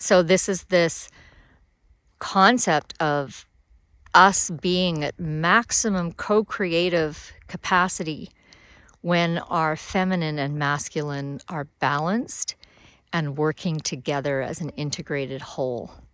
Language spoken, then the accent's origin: English; Alberta, Canada; moved away; also born or lived in Africa; I grew up in Alberta. I spent fifteen years of super cold winters down to minus forty.